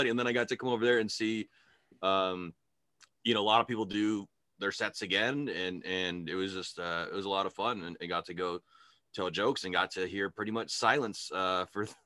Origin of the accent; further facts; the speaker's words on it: California, United States; now in Idaho, United States; I grew up in California.